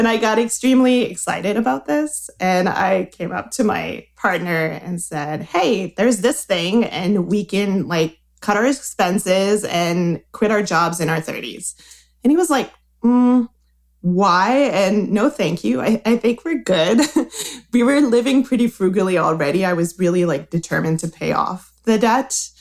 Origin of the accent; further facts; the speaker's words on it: Quebec, Canada; English is a second language; As you can hear, I'm from Quebec. I'm trying not to roll my R too much, but I'm from Quebec